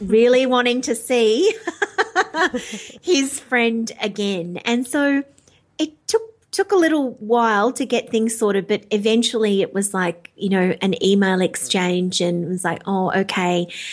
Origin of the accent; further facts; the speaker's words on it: Melbourne, Victoria, Australia; Melbourne, which is, uh, you know, that my, my hometown